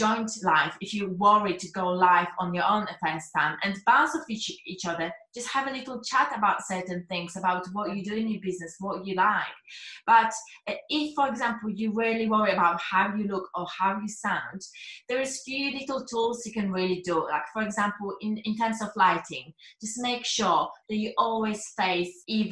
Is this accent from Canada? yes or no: no; Poland; English is a second language; moved away; I was worrying about my accent, if people are going to understand what I'm saying, because I'm Polish